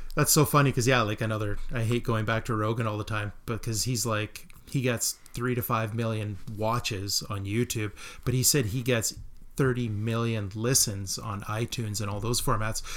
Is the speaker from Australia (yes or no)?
no; Melville, Saskatchewan, Canada; growing up in Melville